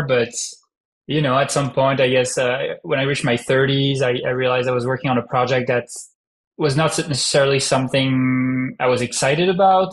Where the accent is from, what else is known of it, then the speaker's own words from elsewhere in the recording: France; accent: French; English is a second language; moved away as an adult; also born or lived in Paris / California; now in United States; I'm French, as you can hear from my heavy French accent that is still there after 12 years in the US.